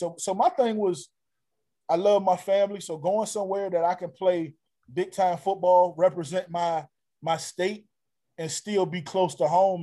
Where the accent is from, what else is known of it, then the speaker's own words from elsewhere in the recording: Norfolk, Virginia, United States; my within my home state and, right. and hometown